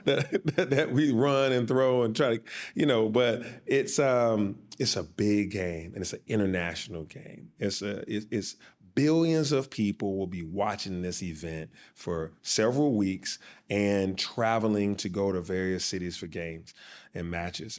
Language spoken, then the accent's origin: English; Atlanta, Georgia, United States; from Atlanta, Georgia.